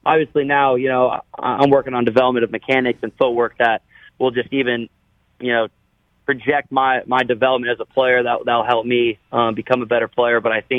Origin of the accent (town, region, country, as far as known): Iowa, United States